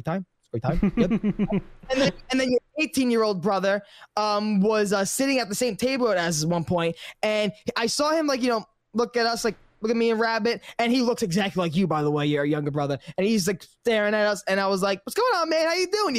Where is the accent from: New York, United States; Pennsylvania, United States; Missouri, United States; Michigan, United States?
New York, United States; I'm from New York.